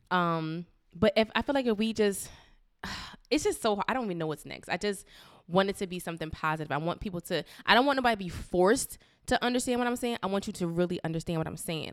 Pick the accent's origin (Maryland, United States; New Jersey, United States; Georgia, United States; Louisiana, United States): New Jersey, United States; Paterson; in my hometown of Patterson